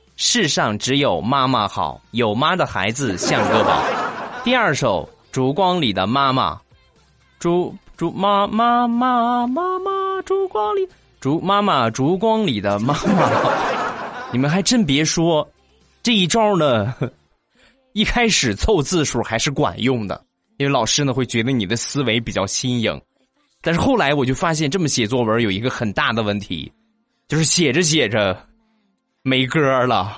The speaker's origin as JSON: {"language": "Chinese", "town": "Rizhao", "region": "Shandong", "country": "China", "tie": "born or raised there", "said": "就是在咱们中国山东日照。 ，啊，也就是我的家乡"}